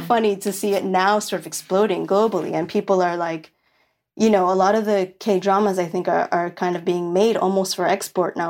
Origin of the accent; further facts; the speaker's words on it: New York City, New York, United States; moved away; I grew up in Williamsburg, which is the hipsterest of, of the, of Brooklyn